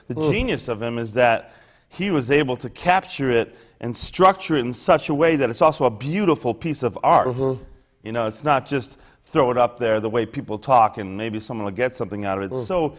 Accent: Chicago, Illinois, United States; I grew up in Chicago, on the south side of Chicago

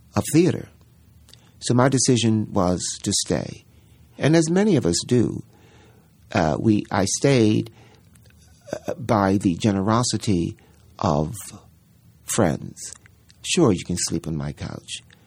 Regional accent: Baltimore, Maryland, United States; moved away; we opened in Baltimore, which was so delicious for me because that's my hometown

